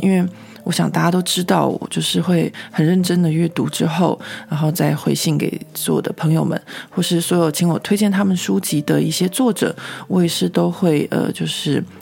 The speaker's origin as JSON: {"language": "Chinese", "country": "Taiwan", "moved": "yes", "lives_now": "Paris, France", "said": "我这个台湾人"}